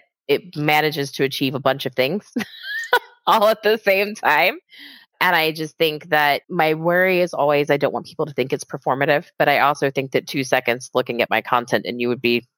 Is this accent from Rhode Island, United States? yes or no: no; Texas, United States; I grew up in Texas, like surrounded by racist assholes